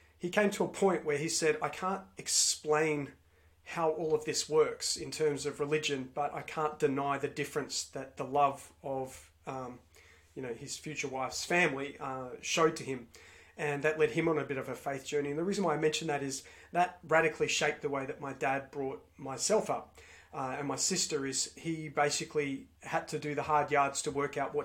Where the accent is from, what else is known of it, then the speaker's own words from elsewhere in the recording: Melbourne, Victoria, Australia; I grew up in Melbourne, Victoria, in Australia